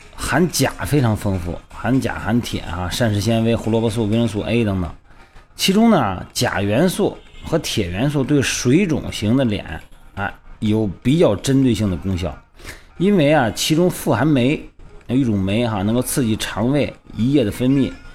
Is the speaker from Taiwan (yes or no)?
no; Shandong, China; moved away; 我们老家山东那边